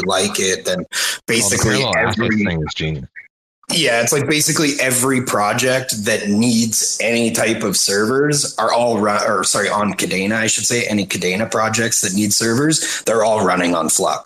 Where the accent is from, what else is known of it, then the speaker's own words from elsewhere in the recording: Victoria, British Columbia, Canada; also born or lived in Vancouver, Canada; I was born in Vic. But yeah, I've been around. I lived in Van for a few years